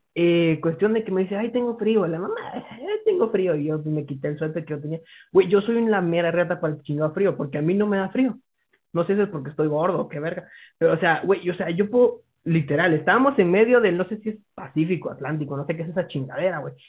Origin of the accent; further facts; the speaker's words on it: Guatemala; soy de Guatemala.